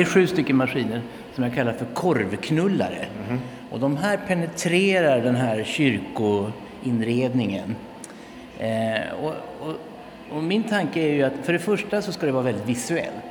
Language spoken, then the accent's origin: Swedish; Sälen, Dalarna County, Sweden; Jag, jag är ju uppväxt i i Sälen i Dalarna.